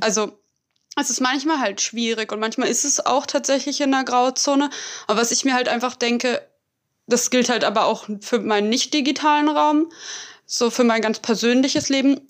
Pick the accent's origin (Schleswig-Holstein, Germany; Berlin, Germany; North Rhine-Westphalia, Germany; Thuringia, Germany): Berlin, Germany; ich komme aus Berlin, ich bin hier aufgewachsen